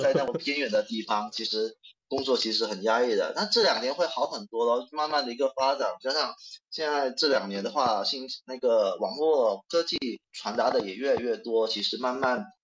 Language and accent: Chinese; Guangdong, China; accent: 广普 (Guangdong-accented Mandarin); 我那个因为牙疼啊，然后可能导致我今天这个广吐会更加严重啊